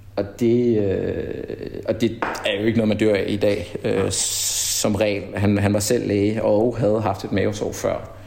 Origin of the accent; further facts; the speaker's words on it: Denmark; moved away as an adult; also born or lived in Brussels, Belgium; now in Mali; jeg havde grundlæggende ikke haft det så forfærdeligt godt i, i folkeskolen hjemme i Danmark